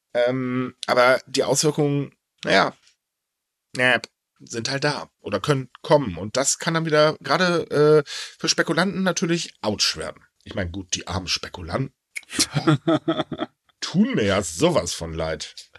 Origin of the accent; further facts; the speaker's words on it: North Rhine-Westphalia, Germany; bei uns in NRW